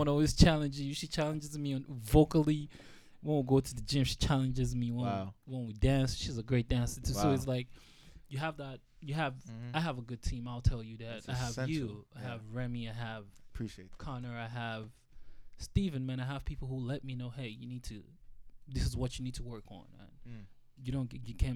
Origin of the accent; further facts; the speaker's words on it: Nigeria; moved away; also born or lived in Atlanta; when we were growing up in Nigeria